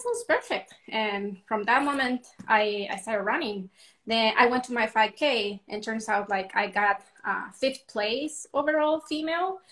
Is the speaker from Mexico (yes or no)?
yes; Mexico; moved away as an adult; now in Arizona, United States; I was born and raised in Mexico, and I currently live in Arizona. I've been in the U.S. for about 11 years now